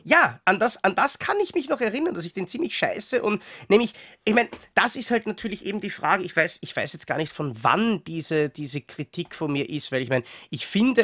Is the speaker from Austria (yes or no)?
yes; Austria; als Österreicher